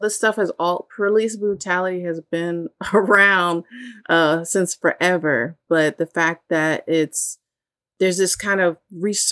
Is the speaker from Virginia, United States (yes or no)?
yes; Virginia Beach, Virginia, United States; once we moved out of my grandparents' home into, you know, a townhouse in Virginia Beach, we stopped going to church